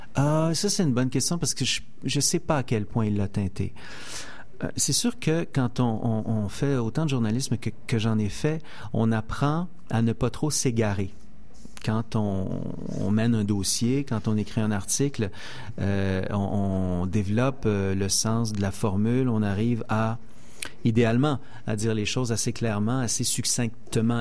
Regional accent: Saint-Denis-de-Brompton, Quebec, Canada; j'ai grandi dans un rang à Saint-Denis-de-Brompton, en pleine campagne

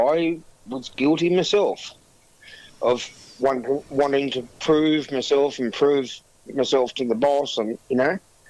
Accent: Tumut, New South Wales, Australia; moved away; I was originally from Tumut.

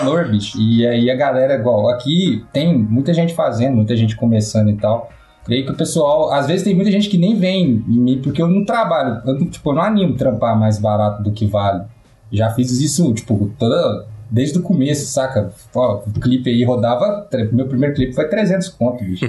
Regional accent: Itaúna, Minas Gerais, Brazil; Itaúna, né? é, cidadezinha

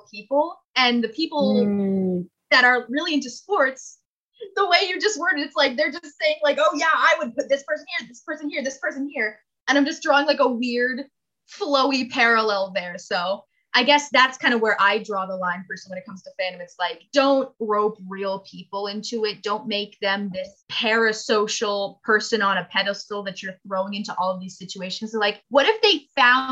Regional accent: hometown with Six Flags Great Adventure, New Jersey, United States; a lights and FX show in my hometown called Ghoulmasters Ghosts. And it was put on at Six Flags Great Adventure

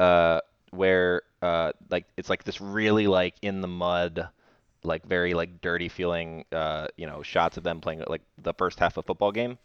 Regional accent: Indian Rocks Beach, Florida, United States; moved away; we are both in our childhood homes right now

